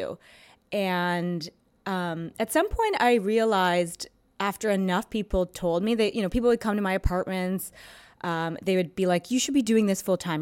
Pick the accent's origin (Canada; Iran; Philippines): Canada; Toronto, Ontario; moved away as an adult; now in New York, United States; I'm from Toronto. I went to school in Canada